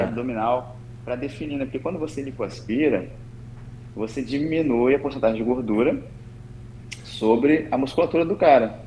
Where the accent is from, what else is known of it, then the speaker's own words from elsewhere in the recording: Espírito Santo, Brazil; moved away as an adult; now in Niterói, Brazil; Eu não sou daqui, né? Eu sou do Espírito Santo.